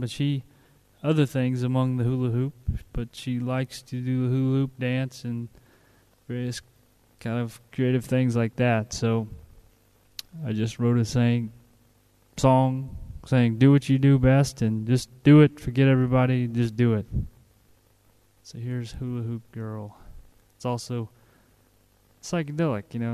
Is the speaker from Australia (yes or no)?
no; United States; moved away as an adult; now in Bulgaria; I'm an American, been over here since April 2006